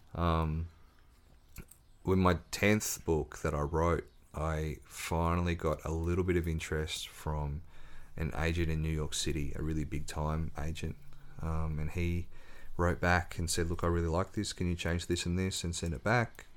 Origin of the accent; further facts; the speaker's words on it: Ridgley, Tasmania, Australia; growing up on the North West Coast, little boy from the country